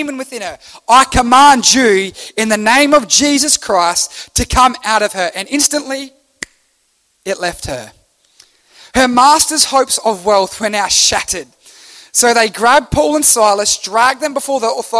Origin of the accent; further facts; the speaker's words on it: Australia; as an Australian